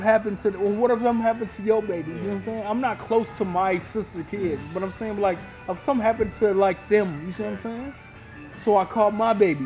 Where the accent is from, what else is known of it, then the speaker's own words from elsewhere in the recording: Illinois, United States; We grew up in Illinois